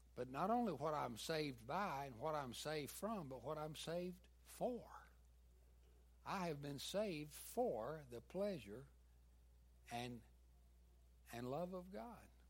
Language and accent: English; the South, United States; accent: southern; my southern accent